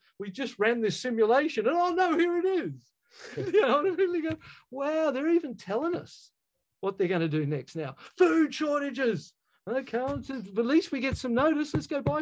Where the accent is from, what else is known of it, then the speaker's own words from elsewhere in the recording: Australia; I as an Australian growing up in our country